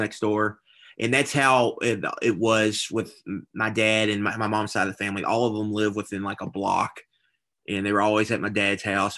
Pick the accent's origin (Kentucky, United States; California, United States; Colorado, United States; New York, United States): Kentucky, United States; Louisville; born and raised in Louisville, went to Saint X.